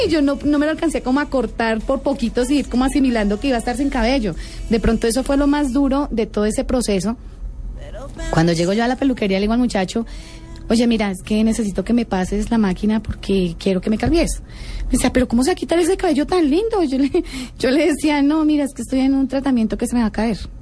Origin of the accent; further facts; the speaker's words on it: Bogotá, Colombia; also born or lived in Bucaramanga; Yo soy bogotana, pero trabajé en Bucaramanga dos años